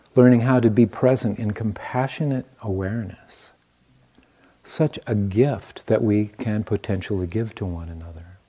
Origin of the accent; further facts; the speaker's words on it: Iowa, United States; I was born in the Midwest. I am an Iowan. born in Iowa